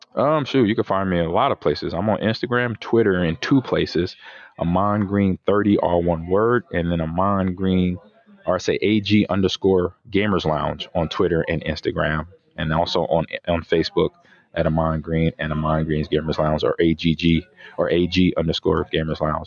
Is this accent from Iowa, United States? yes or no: no; Omaha, Nebraska, United States; moved away; Omaha, Nebraska, my hometown